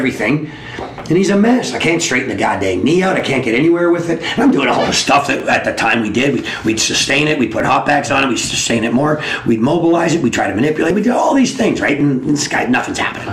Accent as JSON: {"language": "English", "region": "Southern Ontario", "country": "Canada", "said": "I'm from Southern Ontario."}